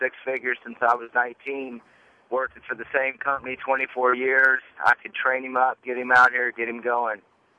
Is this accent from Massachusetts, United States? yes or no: no; Texas, United States; also born or lived in Charlottesville, Virginia / Ohio; now in Scottsdale, United States; I'm from Texas. I've lived in Charlottesville, Virginia. I've lived in Ohio. Now I'm out here in Scottsdale.